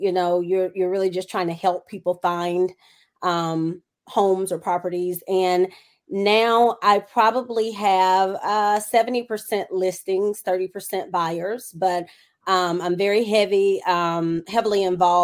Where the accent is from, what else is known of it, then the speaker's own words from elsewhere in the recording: Nashville, Tennessee, United States; moved away as an adult; now in Tampa Bay area, United States; I'm originally from Nashville, Tennessee